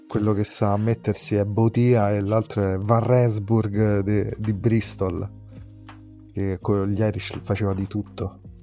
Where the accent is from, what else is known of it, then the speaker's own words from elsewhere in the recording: Rome, Lazio, Italy; si sente il mio accento, sono di Roma